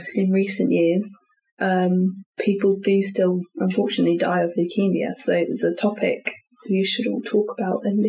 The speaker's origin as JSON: {"language": "English", "country": "United Kingdom", "said": "we as British people"}